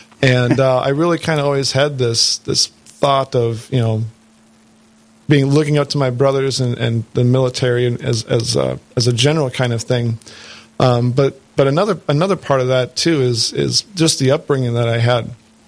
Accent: Jamestown, North Dakota, United States; moved away as an adult; also born or lived in Washington, D.C.; I'm a North Dakota boy. I was born and raised in Jamestown.

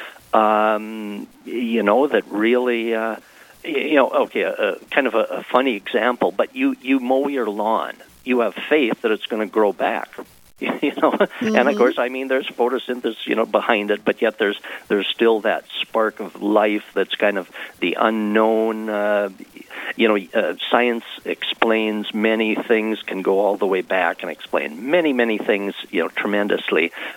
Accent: Lisbon, North Dakota, United States; moved away as an adult; now in Fargo, United States; I was born and raised in Lisbon and came to Fargo, 40-some years ago for college and kind of stayed here.

